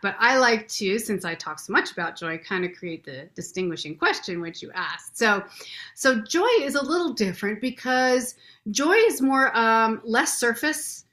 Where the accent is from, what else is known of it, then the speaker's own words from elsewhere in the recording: Renton, Washington, United States; I was born in Renton. This is like my home stomping grounds.